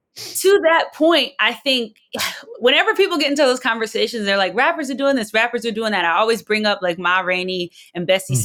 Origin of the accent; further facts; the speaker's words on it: New Jersey, United States; I'm not from the South, I'm from South Jersey